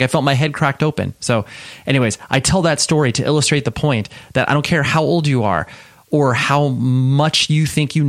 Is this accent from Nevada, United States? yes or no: yes; Las Vegas, Nevada, United States; I was born in Vegas.